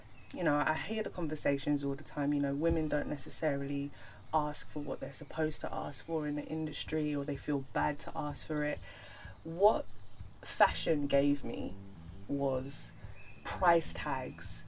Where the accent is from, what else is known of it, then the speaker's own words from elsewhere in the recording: London, United Kingdom; growing up in London, you know, it weren't cute to be Nigerian